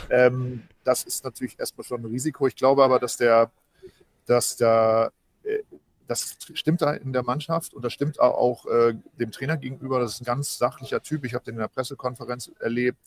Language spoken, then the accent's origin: German; East Frisia, Lower Saxony, Germany; ich natürlich eher als Ostfriese